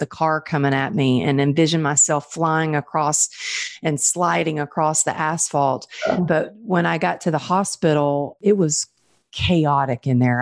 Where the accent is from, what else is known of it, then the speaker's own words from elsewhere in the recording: Texas, United States; growing up in Texas, growing up an athlete and a dancer